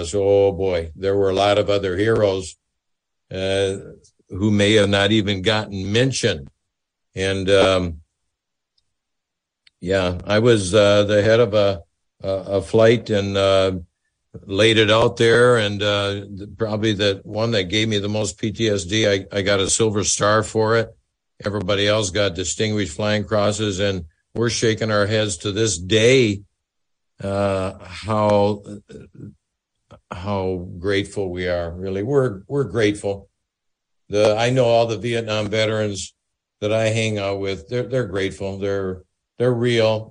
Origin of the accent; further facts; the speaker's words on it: Sheboygan, Wisconsin, United States; I'm a kid from Sheboygan